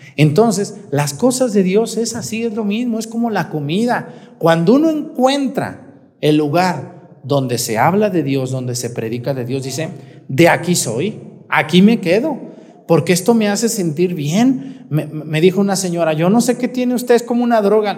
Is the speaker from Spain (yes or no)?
no; Michoacán, Mexico; now in Guerrero, Mexico; En mi tierra, allá en Mestigacán, se usa el pozole rojo